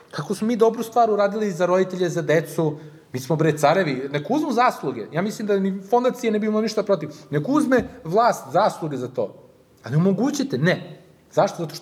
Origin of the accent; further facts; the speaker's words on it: Subotica, Vojvodina, Serbia; also born or lived in Canada; now in Belgrade, Serbia; ja kad sam došao ovde, ja bukvalno nikog nisam znao u Beogradu. Ja sam iz Subotice, znači Beograd nikad nisam živeo, došao sam ovde